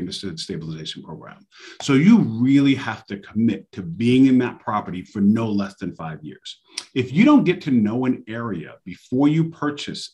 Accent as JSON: {"language": "English", "town": "New York City", "region": "New York", "country": "United States", "moved": "yes", "lives_now": "Charlotte, United States", "said": "That's where I'm from. I'm from New York City. I'm actually 718. I'm Queens."}